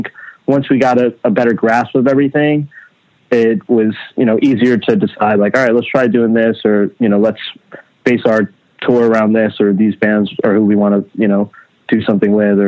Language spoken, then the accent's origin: English; Long Island, New York, United States; also born or lived in Queens; I was born in Queens, Flushing, Queens, in like, you know, a one bedroom apartment with my family, my mom, my dad, my brother. And then around the ages, around like 4 or 5 years old, we moved to Long Island.